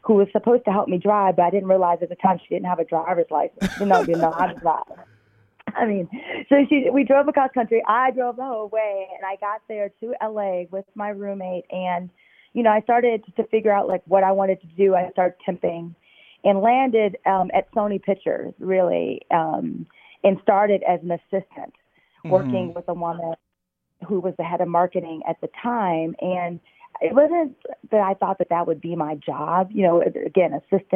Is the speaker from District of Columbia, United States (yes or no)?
no; outside of Chicago, Illinois, United States; moved away as an adult; also born or lived in Los Angeles / New York / Paris; now in Boston, United States; I grew up outside of Chicago, about 45 minutes.